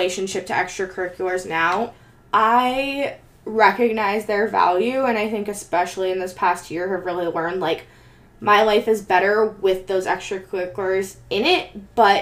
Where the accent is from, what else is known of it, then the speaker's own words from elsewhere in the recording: Bay Area, California, United States; growing up in the Bay Area